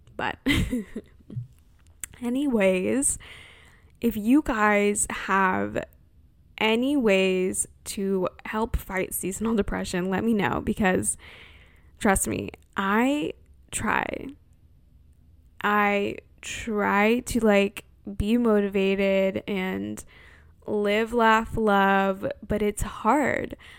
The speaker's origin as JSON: {"language": "English", "region": "California", "country": "United States", "tie": "born or raised there"}